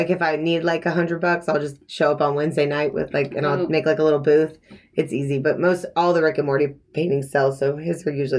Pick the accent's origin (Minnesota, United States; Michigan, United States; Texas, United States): Texas, United States; Houston; also born or lived in California / Dubai / Scotland; Well, I was born in California, but I actually, I've lived in Houston, all around Houston, because my dad, he works in the oil business.